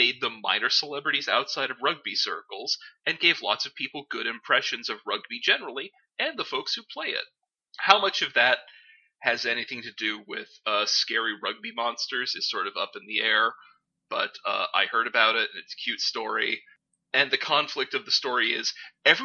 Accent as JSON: {"language": "English", "country": "United States", "tie": "born or raised there", "said": "the ones that I grew up with in the States"}